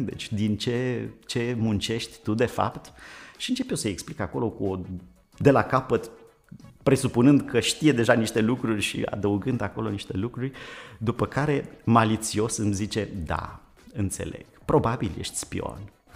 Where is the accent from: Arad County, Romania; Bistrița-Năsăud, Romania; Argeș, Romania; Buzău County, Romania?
Buzău County, Romania; Vadu Pașii; Eu sunt uh, născut în uh, satul Vadu Pașii de lângă Buzău